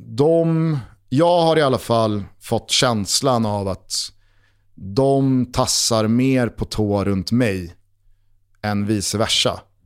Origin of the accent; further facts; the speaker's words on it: Stockholm, Stockholm County, Sweden; har man som jag vuxit upp 500 meter, inte ens det, från Tornedalsgatan